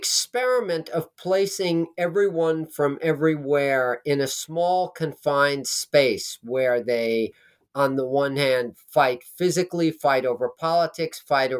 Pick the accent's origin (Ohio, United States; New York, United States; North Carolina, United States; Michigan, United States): New York, United States; Manhattan; I was staying at my parents' home again. I grew up in Manhattan. They lived in Manhattan, but they had moved to Nyack